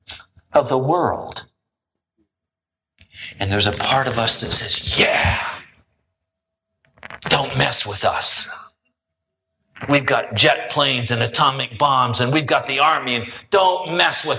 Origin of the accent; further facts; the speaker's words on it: United States; I'm an American